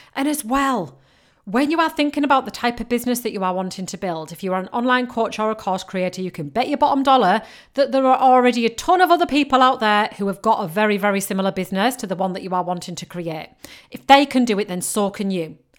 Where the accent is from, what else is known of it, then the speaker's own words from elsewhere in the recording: Yorkshire and the Humber, United Kingdom; I'm from Yorkshire